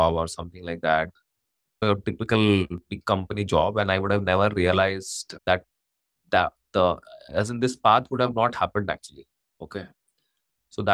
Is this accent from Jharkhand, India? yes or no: yes; Ranchi, Jharkhand, India; moved away; I come from a very small town. I come from Ranchi